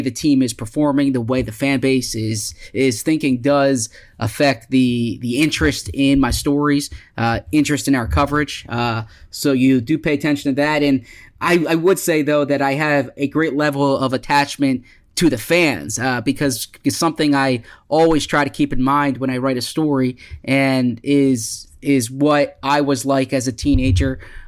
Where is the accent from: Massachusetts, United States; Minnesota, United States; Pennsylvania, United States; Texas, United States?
Pennsylvania, United States; Philadelphia; also born or lived in New York / Washington; I grew up in the Philadelphia area.